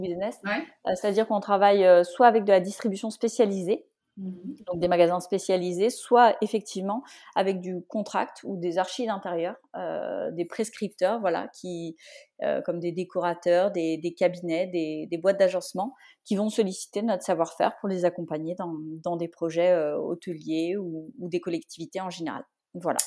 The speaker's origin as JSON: {"language": "French", "region": "Brittany", "country": "France", "also_born_or_lived": "Rennes", "moved": "yes", "said": "moi je suis bretonne d'origine. je suis revenue vivre en Bretagne après plusieurs années à l'étranger et ailleurs en France"}